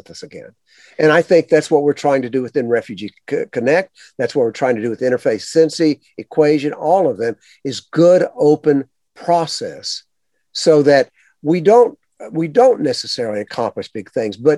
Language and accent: English; the South, United States; I grew up in the South